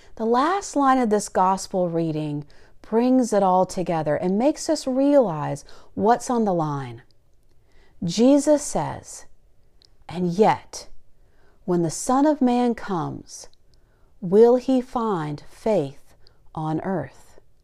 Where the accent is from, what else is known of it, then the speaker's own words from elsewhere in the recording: the South, United States; Growing up in the South